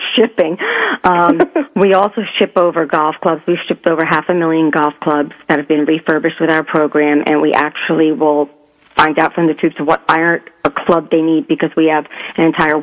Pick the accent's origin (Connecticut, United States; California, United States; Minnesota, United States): Connecticut, United States; southern; moved away as an adult; also born or lived in New York; I was born in New York, but I was raised in southern Connecticut and lived there